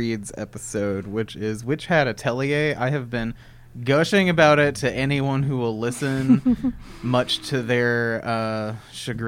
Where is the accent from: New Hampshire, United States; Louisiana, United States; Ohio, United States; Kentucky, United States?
Kentucky, United States